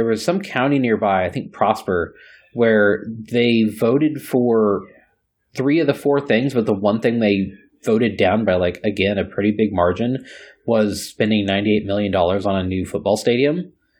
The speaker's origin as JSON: {"language": "English", "region": "Texas", "country": "United States", "said": "because I'm a Texan"}